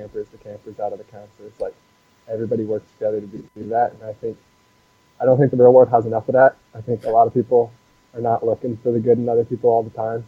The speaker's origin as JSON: {"language": "English", "town": "Nashville", "region": "Tennessee", "country": "United States", "tie": "born or raised there", "also_born_or_lived": "Kansas", "moved": "as an adult", "said": "I am from Nashville, Tennessee. Grew up there, spent all the way through high school there"}